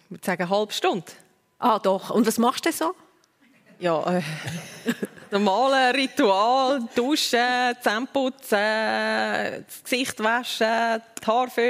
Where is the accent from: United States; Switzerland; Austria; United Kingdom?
Switzerland; Uri; aber ich bin da im Kanton Uri aufgewachsen, man hat noch nicht so die, die, die Shows von der Heidi Klum und Germany's Next Topmodel.